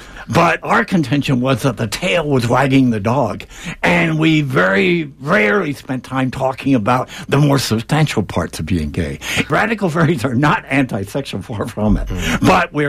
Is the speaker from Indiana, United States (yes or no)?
no; western Pennsylvania, United States; moved away as an adult; also born or lived in Ethiopia; now in Los Angeles, United States; I grew up in Pennsylvania, a small town in western Pennsylvania. Went to college in Pennsylvania